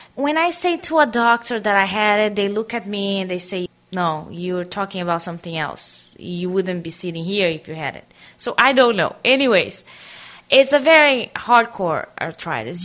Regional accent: Aracaju, Sergipe, Brazil; moved away as an adult; also born or lived in Tanzania / South Korea; I grew up in Brazil, in a city called Aracaju, is in the northeast of Brazil

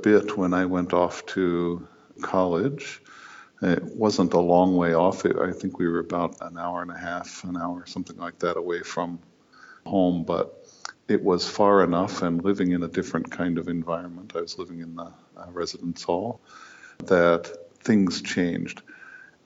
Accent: Indiana, United States; moved away as an adult; now in Australia; I grew up in Indiana in the United States

